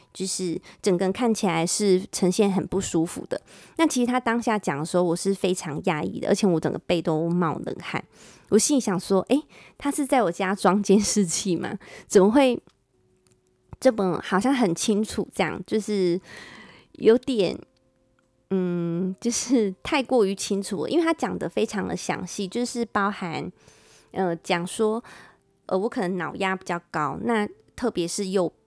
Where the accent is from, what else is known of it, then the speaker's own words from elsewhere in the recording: Taiwan; 翻成我们台湾人比较可以了解